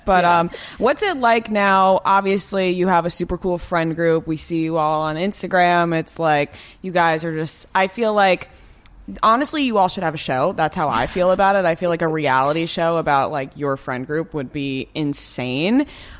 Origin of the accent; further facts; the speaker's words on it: New York, United States; now in Los Angeles, United States; we're both from New York